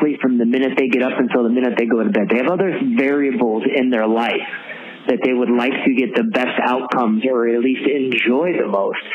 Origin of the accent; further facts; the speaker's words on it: Syracuse, New York, United States; now in Westchester, United States; I'm from Syracuse originally